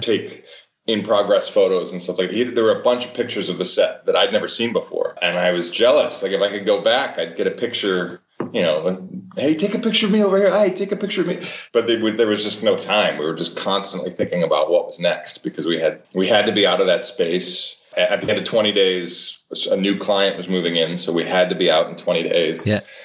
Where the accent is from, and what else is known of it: Cleveland, Ohio, United States; born or raised there